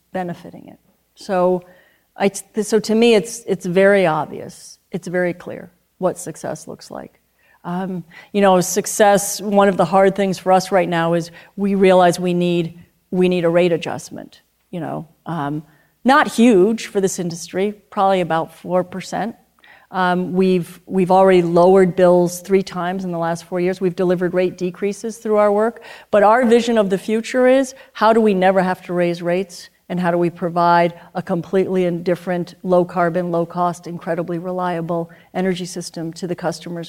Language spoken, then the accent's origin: English; New York City, New York, United States; now in Vermont, United States; I grew up in Manhattan